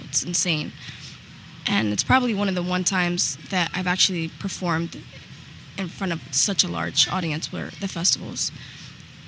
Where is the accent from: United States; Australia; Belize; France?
United States; Egg Harbor Township, New Jersey; now in Orlando, United States; I grew up in Egg Harbor Township